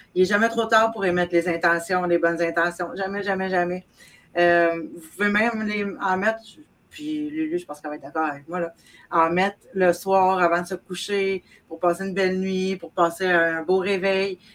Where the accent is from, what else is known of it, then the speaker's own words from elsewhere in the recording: South Shore of Montreal, Quebec, Canada; je viens du Québec, évidemment, euh, sur la rive sud de Montréal